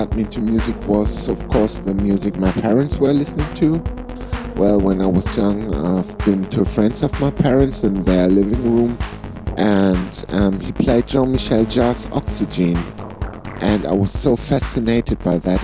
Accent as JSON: {"language": "English", "town": "Flensburg", "region": "Schleswig-Holstein", "country": "Germany", "tie": "born or raised there", "said": "I was singing two bands here in my hometown, Flensburg"}